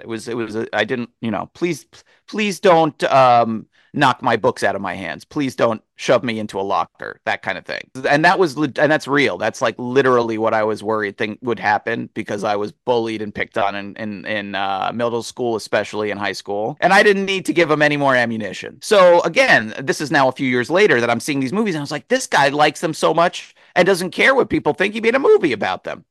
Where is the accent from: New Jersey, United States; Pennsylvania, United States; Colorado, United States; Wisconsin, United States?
New Jersey, United States; near the setting of Chasing Amy; it was set in basically my hometown